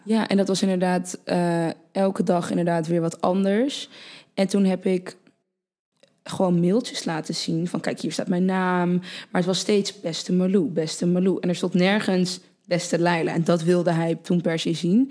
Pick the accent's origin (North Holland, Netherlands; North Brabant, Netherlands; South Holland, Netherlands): North Holland, Netherlands; Purmerend; also born or lived in Utrecht; Toen ben ik naar Purmerend verhuisd. Toen ben ik eh, ja, gewoon eh, basisschool, middelbare school, et cetera